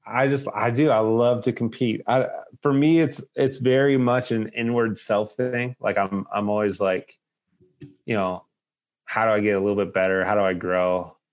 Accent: Lowell, Massachusetts, United States; moved away; growing up in Lowell

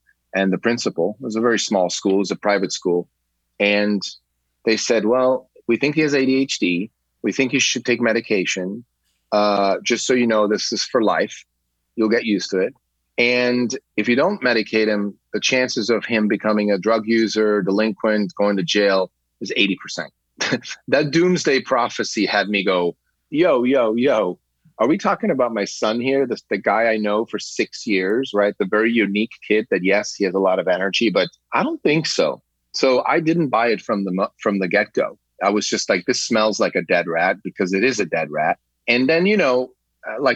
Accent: Switzerland; I grew up in Switzerland.

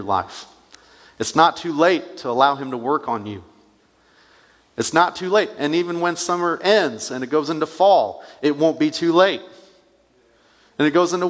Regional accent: United States; also born or lived in Northern Illinois; I grew up in Wayne County

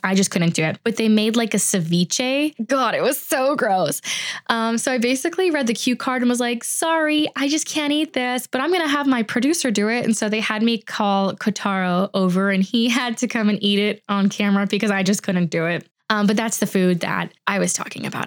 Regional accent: United States; I'm just American

